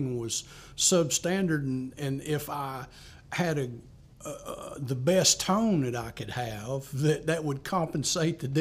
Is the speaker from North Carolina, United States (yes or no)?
yes; Spindale, North Carolina, United States; now in Spartanburg, United States; I grew up in Spindale, North Carolina, from in Rutherford County. Currently live in the Spartanburg, South Carolina area.